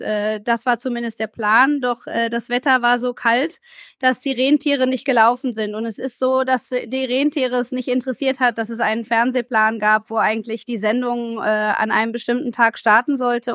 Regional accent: Germany; wir als Deutsche

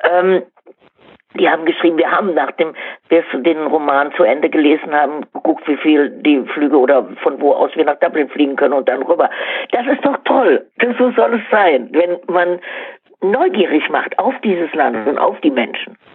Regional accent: Cologne, North Rhine-Westphalia, Germany; ich bin Kölnerin, ähm, so wie es bei uns Karneval immer ist, also absolut voll.

